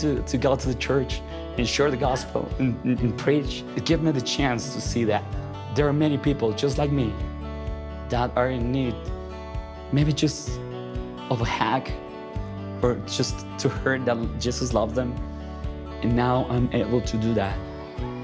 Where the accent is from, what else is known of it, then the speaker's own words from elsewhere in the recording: Ambato, Tungurahua, Ecuador; my hometown, Ambato, Ecuador.